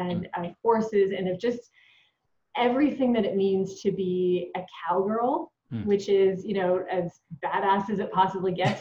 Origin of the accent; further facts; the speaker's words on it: Edmonton, Alberta, Canada; I'm born and raised in Edmonton, Alberta, Canada